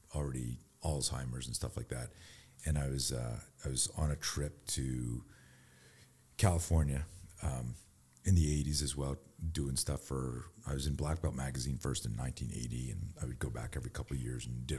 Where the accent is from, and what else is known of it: Montreal, Quebec, Canada